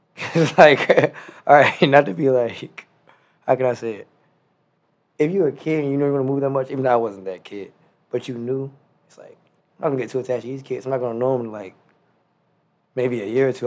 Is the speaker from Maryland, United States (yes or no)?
yes; Prince George's County, Maryland, United States; also born or lived in Washington, D.C.; I was born in Washington D.C., uh, raised in Prince George's County, Maryland